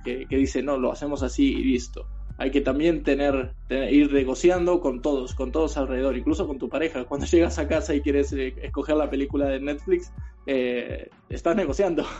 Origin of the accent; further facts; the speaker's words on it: Uruguay; moved away as an adult; cuando emigré, cuando me fui de Uruguay